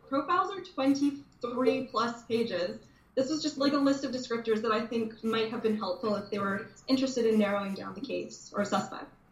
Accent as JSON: {"language": "English", "town": "Dryden", "region": "Ontario", "country": "Canada", "tie": "born or raised there", "moved": "yes", "lives_now": "Toronto, Canada", "said": "growing up in Dryden, you know, you have to understand what a small town this is"}